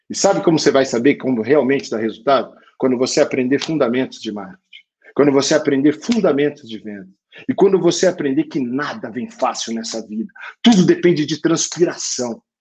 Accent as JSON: {"language": "Portuguese", "country": "Brazil", "said": "nem parece que eu sou brasileiro, porque eu sambo mal pra caramba"}